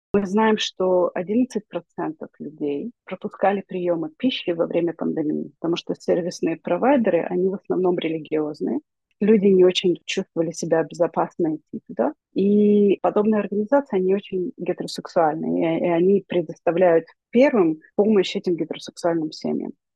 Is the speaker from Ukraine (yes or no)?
yes; Ukraine; мы из Украины